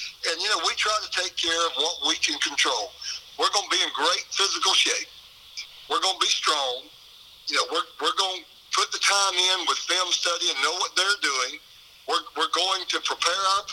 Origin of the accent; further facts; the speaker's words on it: Baxley, Georgia, United States; I'm from Baxley. I'm from Appling County